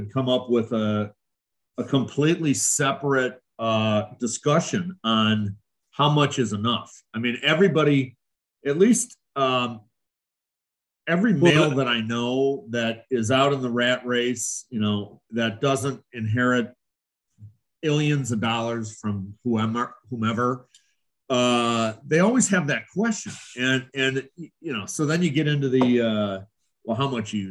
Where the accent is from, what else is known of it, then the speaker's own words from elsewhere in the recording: North Shore, Illinois, United States; also born or lived in Marietta, Ohio; I'm from the North Shore, born and raised